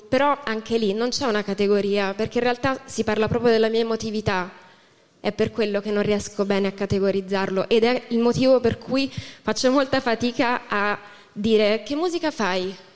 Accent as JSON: {"language": "Italian", "town": "Lucca", "region": "Tuscany", "country": "Italy", "lives_now": "Pisa, Italy", "said": "io sono di Lucca, in realtà non sono di Pisa."}